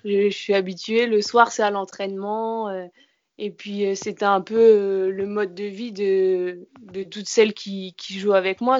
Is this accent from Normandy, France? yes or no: yes; Caen, Normandy, France; moved away as an adult; also born or lived in Bergerac; now in Mérignac, France; moi je suis plutôt originaire de Normandie.